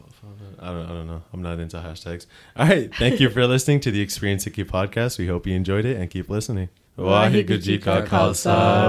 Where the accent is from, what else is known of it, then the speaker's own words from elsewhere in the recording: Markham, Ontario, Canada; I'm from Markham